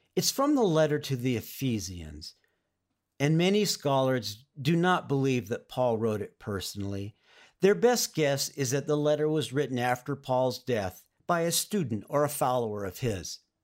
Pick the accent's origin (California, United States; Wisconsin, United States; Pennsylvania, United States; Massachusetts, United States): California, United States; Oxnard; we moved from Northern California to Southern California to the town where I would eventually grow up, in Oxnard, in Ventura County, north of L